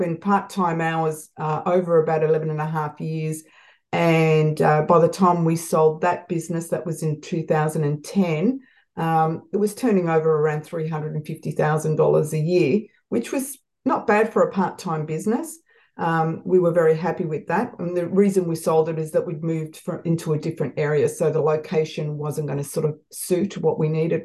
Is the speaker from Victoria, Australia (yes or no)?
yes; Melbourne, Victoria, Australia; also born or lived in Malta; I have lived in Melbourne, Australia since I was 5 months old.